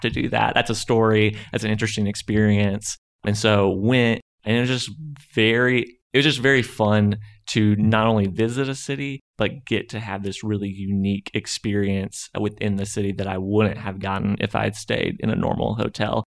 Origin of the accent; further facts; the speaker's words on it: Conway, Arkansas, United States; moved away as an adult; now in Fayetteville, United States; I'm originally from Conway, Arkansas, and came to U of A twenty eleven to study finance